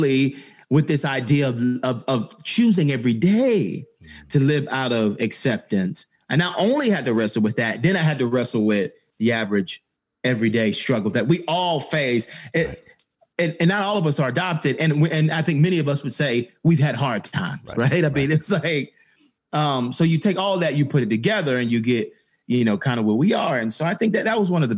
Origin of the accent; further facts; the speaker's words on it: Atlanta, Georgia, United States; growing up in Atlanta